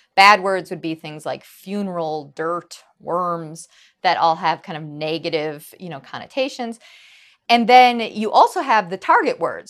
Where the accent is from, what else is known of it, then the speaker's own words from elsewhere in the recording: Wisconsin, United States; I grew up in Wisconsin